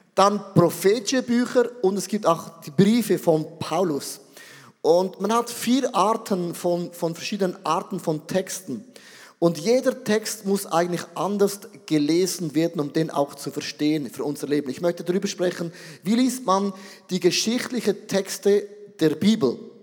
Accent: Switzerland

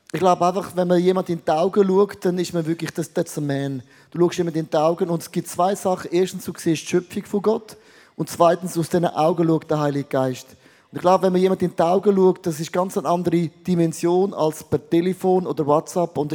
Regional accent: Switzerland; Also bin ich kein Schweizer mehr, dann bin ich mehr Latino.

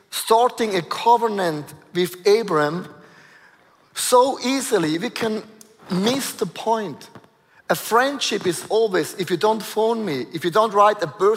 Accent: Switzerland; I was born in Switzerland, most boring place on planet Earth. It's Aargau, Thurgau, Zurich.

